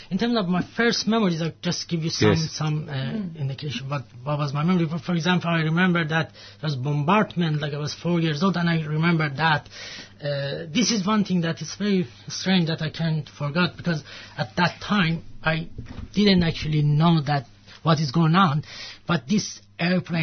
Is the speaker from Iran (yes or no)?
yes; Iran; moved away; I'm from Iran.